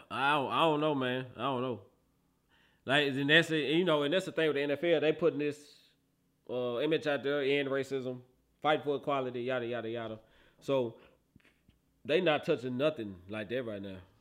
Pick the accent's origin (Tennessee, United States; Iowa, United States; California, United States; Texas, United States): Tennessee, United States; Memphis; I'm from Memphis